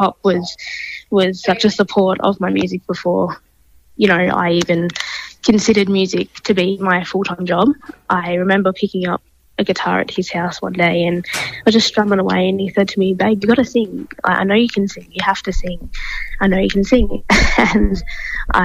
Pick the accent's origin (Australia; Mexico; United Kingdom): Australia; born on Yorta Yorta country in Achukamoama, which is on the border of Victoria, New South Wales. It's a beautiful little town, you know, very lucky to live, grow, work on country, and I still live there